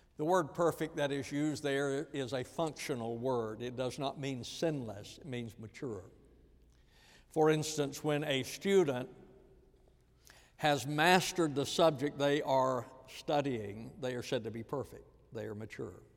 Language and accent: English; the American South, United States; especially as a Southerner